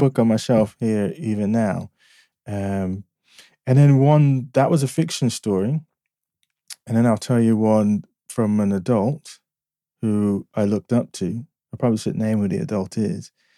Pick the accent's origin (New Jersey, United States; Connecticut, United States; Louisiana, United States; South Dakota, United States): New Jersey, United States; Newark; also born or lived in Fort Monmouth, New Jersey; I grew up in the inner city. I was born in Newark, New Jersey.